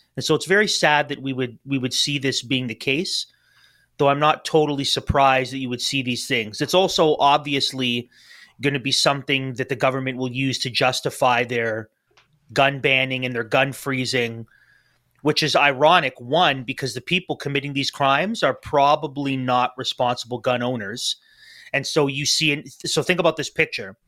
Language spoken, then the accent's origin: English; Canada